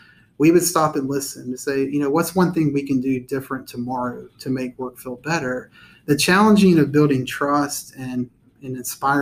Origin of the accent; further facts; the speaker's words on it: Austell, Georgia, United States; born and raised in Cobb County, grew up in Austell.